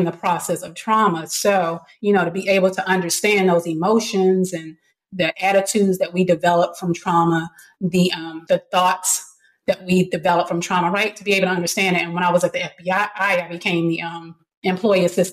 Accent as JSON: {"language": "English", "town": "Washington", "region": "District of Columbia", "country": "United States", "tie": "born or raised there", "said": "I grew up in Washington, D.C. In a middle class neighborhood."}